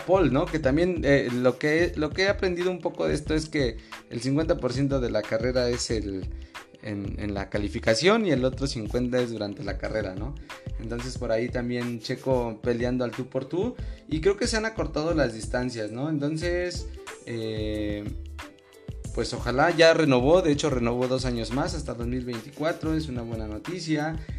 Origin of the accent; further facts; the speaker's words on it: Mexico; yo no quiero ser español mm, y no quiero dejar de ser mexicano.